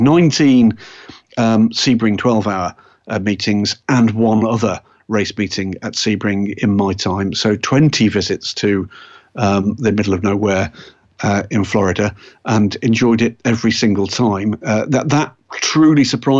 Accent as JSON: {"language": "English", "region": "England", "country": "United Kingdom", "said": "as an English person"}